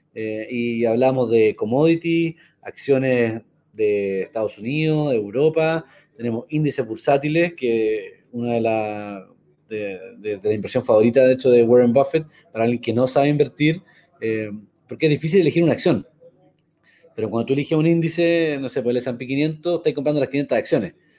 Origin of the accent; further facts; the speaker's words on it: Chile; also born or lived in United States; nos va a afectar como chilenos